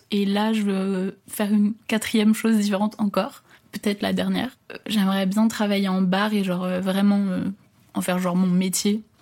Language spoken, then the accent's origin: French; Paris, Île-de-France, France; je suis née à Paris. Euh, j'ai habité toute euh, ma vie plus ou moins en région parisienne, dans le 92. J'ai 22 ans cette année.